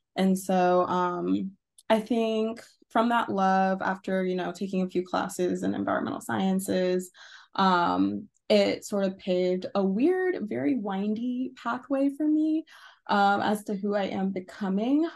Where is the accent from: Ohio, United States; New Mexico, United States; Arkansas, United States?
Arkansas, United States; moved away as an adult; so I am from Arkansas. Um, I wasn't born there, but it's one of those things where you grow up mostly there or you're a teenager there.